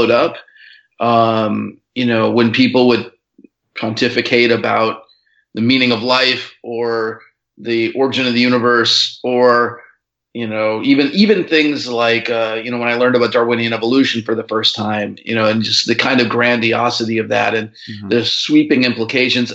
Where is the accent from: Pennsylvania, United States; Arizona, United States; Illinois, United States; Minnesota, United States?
Minnesota, United States; rural; I grew up in, you know, the countryside of rural Minnesota, 7 miles to the nearest town